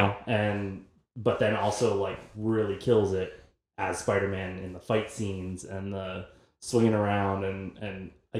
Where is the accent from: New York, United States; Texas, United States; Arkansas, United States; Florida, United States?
Texas, United States; San Antonio; But we are from San Antonio.